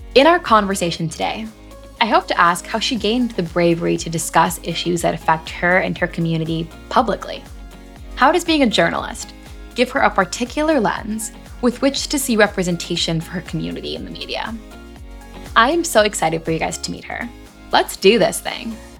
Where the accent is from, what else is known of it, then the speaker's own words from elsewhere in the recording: Long Island, New York, United States; I'm also from Long Island, also was a high holiday Jew growing up